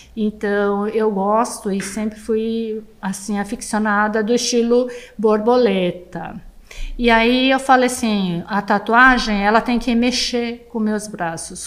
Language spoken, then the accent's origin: Portuguese; Brazil; uma brasileira de olho puxado